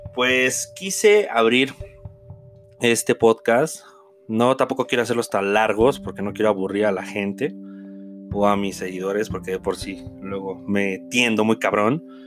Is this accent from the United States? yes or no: no; Mexico; como mexicanos